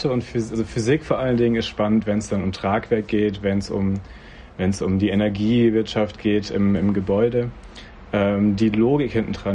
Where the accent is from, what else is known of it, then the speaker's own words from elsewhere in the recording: Rhineland-Palatinate, Germany; dann bin ich zurück nach Mainz. Ich komme aus der Nähe von Mainz